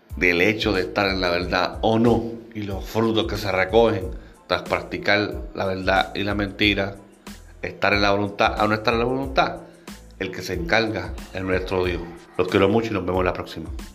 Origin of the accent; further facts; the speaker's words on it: Puerto Rico; mi país, Puerto Rico.